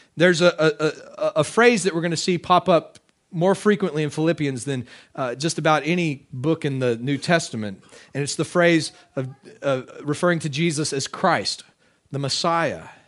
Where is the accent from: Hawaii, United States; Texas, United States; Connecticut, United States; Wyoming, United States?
Texas, United States; moved away; I am a Texan. Uh, I can still claim Texas citizenship. I've got dual citizenship here.